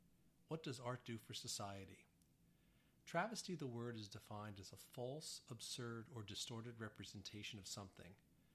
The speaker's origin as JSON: {"language": "English", "region": "New Jersey", "country": "United States", "tie": "born or raised there", "said": "I was born in New Jersey and was in middle school when Born to Run was released."}